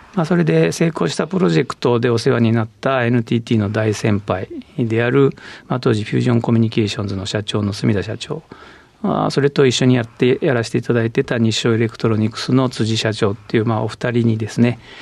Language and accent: Japanese; Nagoya, Aichi, Japan; 出身地は愛知県名古屋市で、えー、生まれました